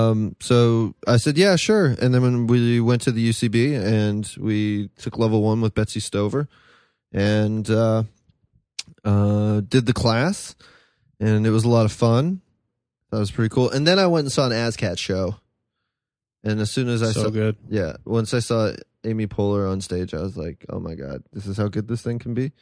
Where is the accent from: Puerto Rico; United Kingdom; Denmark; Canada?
Canada; moved away; also born or lived in France; I'm from Canada